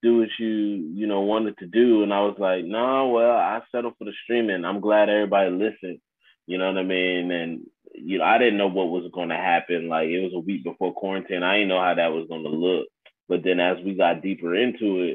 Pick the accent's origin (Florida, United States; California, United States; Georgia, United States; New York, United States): Georgia, United States; Augusta; also born or lived in Newark, New Jersey; Born in Newark, New Jersey, but I was raised in Augusta, Georgia.